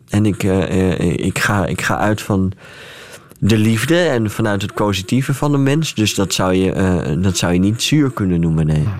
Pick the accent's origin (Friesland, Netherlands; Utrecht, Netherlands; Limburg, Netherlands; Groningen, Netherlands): Friesland, Netherlands; ik kom uit Friesland